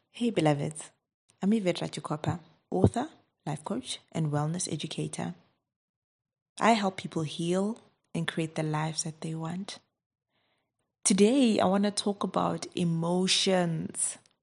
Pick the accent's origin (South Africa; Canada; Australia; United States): South Africa; I'm from South Africa